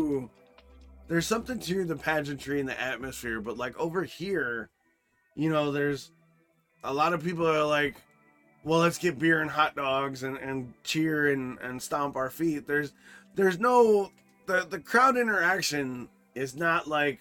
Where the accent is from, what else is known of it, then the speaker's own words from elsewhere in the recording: Midwest, United States; I grew up in the Midwest, you know, Chicago, Green Bay, fucking Detroit, Minnesota, that triangle